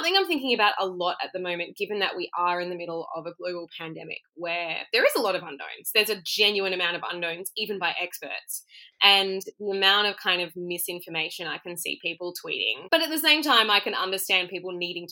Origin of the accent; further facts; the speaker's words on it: Perth, Western Australia, Australia; now in Melbourne, Australia; I'm from Perth originally